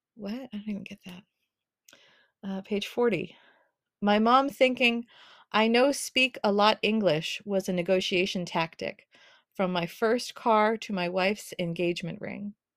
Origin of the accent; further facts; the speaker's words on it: Boston, Massachusetts, United States; moved away as an adult; now in New York, United States; I was born in Boston